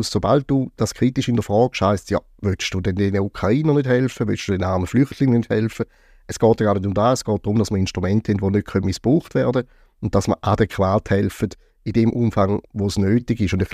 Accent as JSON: {"language": "German", "region": "Eastern Switzerland", "country": "Switzerland", "tie": "born or raised there", "said": "Auch in meiner Heimat Ostschweiz haben wir manchmal äh, so ein Problem."}